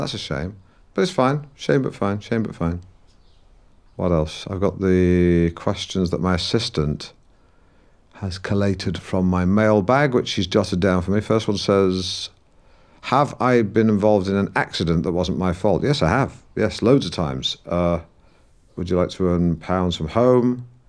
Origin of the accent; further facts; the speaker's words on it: Norwich, East of England, United Kingdom; accent: Norwich; So don't talk to me about dropping the Norwich accent. You don't know the first fucking thing about the Norwich accent, do you, huh?